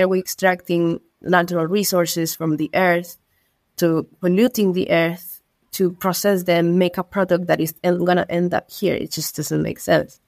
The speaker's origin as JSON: {"language": "English", "town": "Iquique", "region": "Tarapacá", "country": "Chile", "tie": "born or raised there", "also_born_or_lived": "London", "second_language": "English", "said": "I'm from Iquique. Iquique is a city located in the north of Chile, placed in the Atacama Desert"}